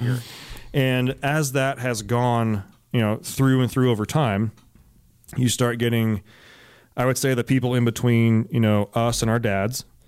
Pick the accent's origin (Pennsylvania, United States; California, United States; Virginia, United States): California, United States; Alameda; moved away; also born or lived in San Jose; I grew up, for the most part, in Alameda. It is an island in the San Francisco Bay, right next to Oakland